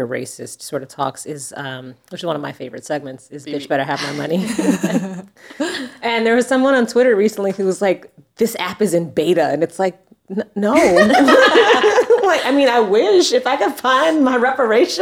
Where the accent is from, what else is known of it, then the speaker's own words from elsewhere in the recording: Texas, United States; I'm from Texas. I grew up in a very conservative, religious black household